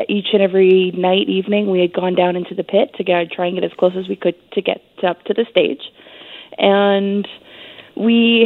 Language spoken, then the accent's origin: English; Canada; As a Canadian